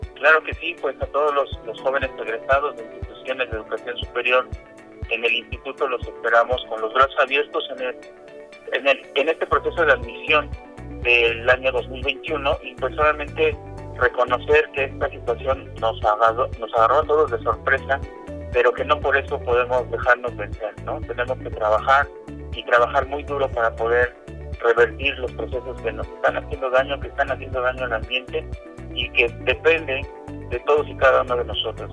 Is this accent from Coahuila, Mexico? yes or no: no; Puebla, Mexico; como ciudadano poblano y mexicano